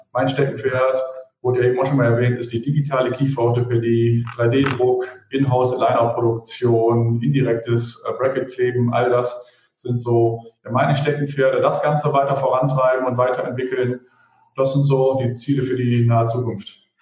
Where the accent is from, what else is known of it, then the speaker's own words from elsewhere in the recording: Mönchengladbach, North Rhine-Westphalia, Germany; Ich selber bin gebürtiger Mönchengladbacher